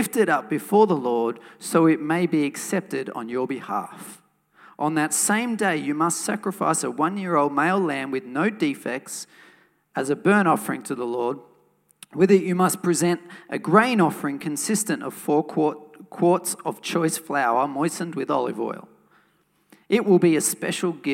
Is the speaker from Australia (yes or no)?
yes; Wollongong, New South Wales, Australia; a church that I grew up in Wollongong.